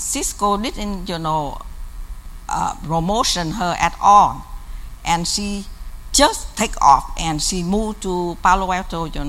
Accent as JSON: {"language": "English", "region": "South Vietnam", "country": "Vietnam", "moved": "yes", "said": "I come from South Vietnam"}